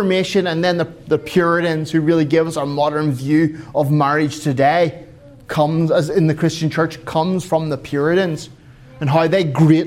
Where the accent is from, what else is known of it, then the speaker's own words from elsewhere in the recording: Ireland; now in Finland; I'm an Irishman